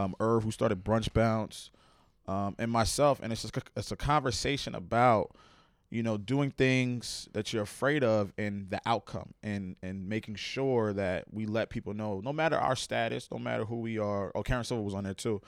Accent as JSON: {"language": "English", "region": "New Jersey", "country": "United States", "tie": "born or raised there", "also_born_or_lived": "Plainfield, New Jersey", "said": "growing up in Jersey, it was, like, I was a, I was a quiet kid"}